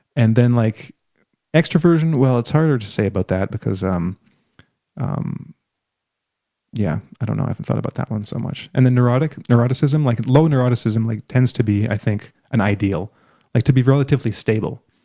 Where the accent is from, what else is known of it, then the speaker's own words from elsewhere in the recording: Canada; my perspective as a Canadian